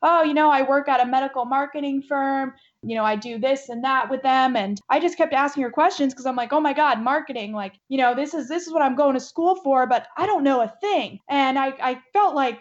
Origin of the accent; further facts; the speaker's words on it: Middletown, Connecticut, United States; moved away as an adult; now in Tampa, United States; I grew up in Connecticut, Middletown, Connecticut.